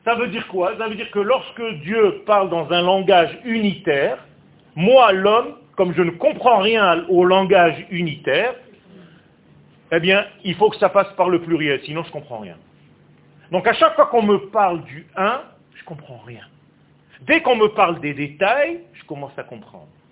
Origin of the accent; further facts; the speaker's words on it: Israel; first language Hebrew; French is a second language; ma langue natale c'est l'hébreu. Je suis israélien de naissance. Je suis né en Israël. Le français que je vous parle maintenant, c'est un français que j'ai appris sur le tas.